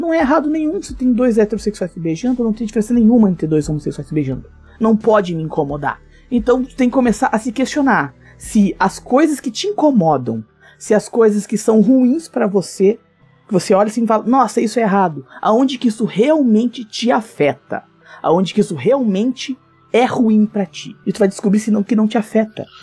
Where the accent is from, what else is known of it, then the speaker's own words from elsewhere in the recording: Esteio, Rio Grande do Sul, Brazil; Eu sou de Esteio, fica a 20 quilômetros de Porto Alegre, Rio Grande do Sul